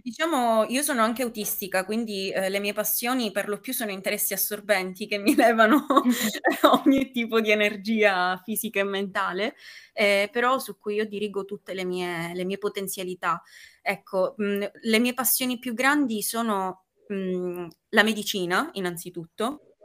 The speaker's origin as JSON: {"language": "Italian", "town": "Palermo", "region": "Sicily", "country": "Italy", "said": "ho 19 anni e vivo a Palermo, sono originaria sempre di Palermo."}